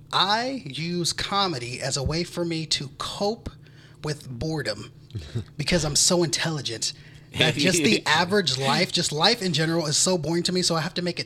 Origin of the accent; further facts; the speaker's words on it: California, United States; I'm from California.